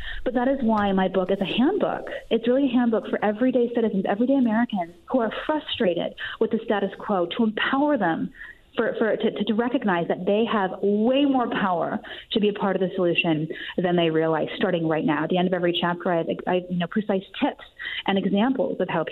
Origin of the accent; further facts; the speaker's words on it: Canada; moved away; I grew up in Canada that has the parliamentary system